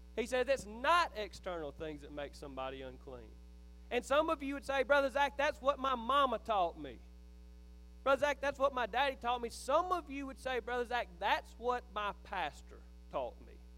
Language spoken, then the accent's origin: English; Philadelphia, Mississippi, United States; I grew up in Neshoba County